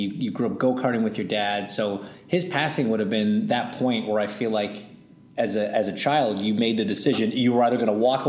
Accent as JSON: {"language": "English", "country": "Canada", "tie": "born or raised there", "moved": "yes", "said": "I mean, I grew up in Canada"}